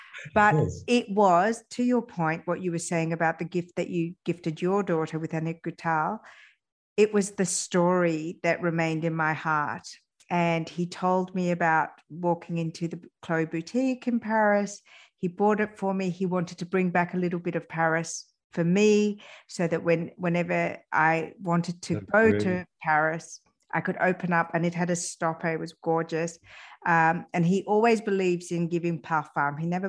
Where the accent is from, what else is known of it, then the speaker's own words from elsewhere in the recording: Iran; also born or lived in France; I was born in France, but we moved back to Iran. But my father continued to go backwards and forwards from France.